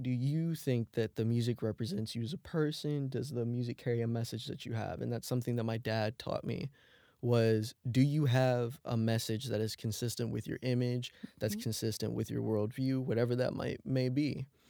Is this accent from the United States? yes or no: no; Germany; I grew up more on like pop music instead of rap growing up in Germany.